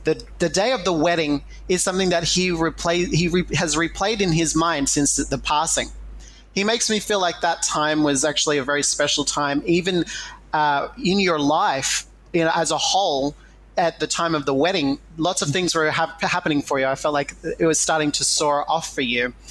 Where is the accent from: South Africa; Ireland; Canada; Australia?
Australia; I'm Indigenous Australian